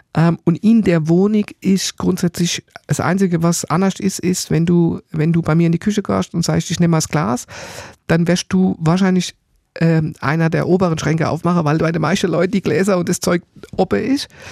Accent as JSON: {"language": "German", "country": "Germany", "tie": "born or raised there", "said": "ich bin natürlich im Odenwald aufgewachsen oder am Tor zum Odenwald, kleines Dorf, Bergdorf"}